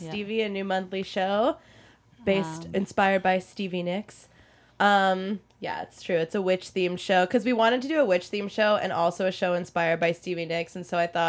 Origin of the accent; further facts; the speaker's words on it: Oklahoma, United States; now in New York, United States; people my whole life asked me if I was from New York because my dad's from Philly. And I had this like East Coast energy yeah. for this Jew raised in Oklahoma.